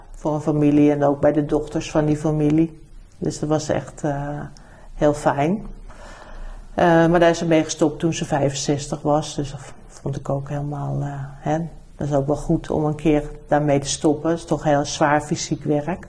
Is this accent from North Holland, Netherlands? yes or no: yes; Amsterdam, North Holland, Netherlands; also born or lived in New Zealand; Dus wij zijn echt Amsterdammers. We zijn vanaf eh, hè, al die, dat we in Nederland kwamen, heb ik gewoon altijd in Amsterdam gewoond.